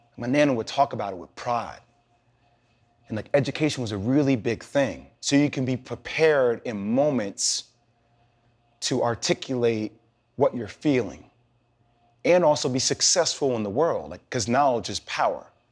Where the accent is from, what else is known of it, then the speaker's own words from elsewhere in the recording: New Jersey, United States; I'm from Jersey